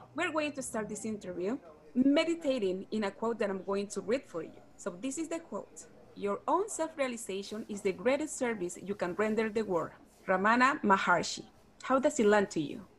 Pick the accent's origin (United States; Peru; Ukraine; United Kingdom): Peru; English is a second language; I'm from Peru